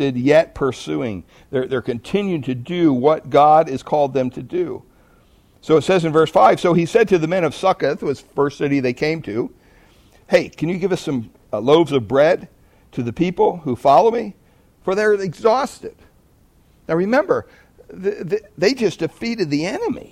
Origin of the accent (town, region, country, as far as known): United States